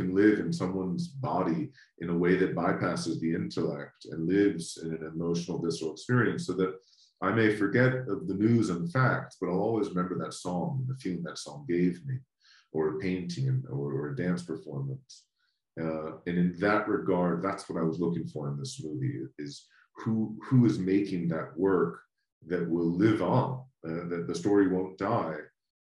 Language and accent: English; United States; as an American growing up in the United States